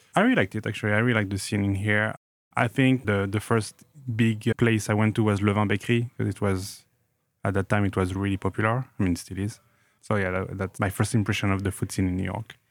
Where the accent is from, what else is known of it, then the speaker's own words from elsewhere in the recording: Grenoble, Auvergne-Rhône-Alpes, France; moved away; I grew up in Grenoble, in the Alps, in France.